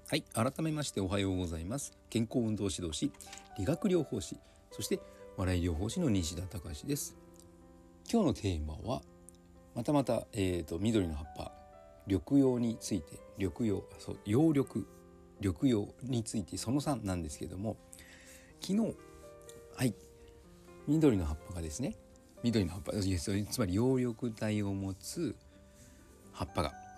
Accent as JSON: {"language": "Japanese", "region": "Kyushu", "country": "Japan", "tie": "born or raised there", "also_born_or_lived": "Kanto / Tohoku", "moved": "yes", "said": "九州生まれの私"}